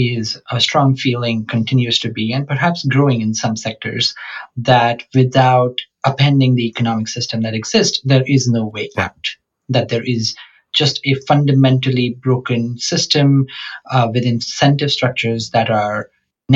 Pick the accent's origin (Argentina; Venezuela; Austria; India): India; moved away as an adult; also born or lived in Oxford, United Kingdom; now in London, United Kingdom; growing up in India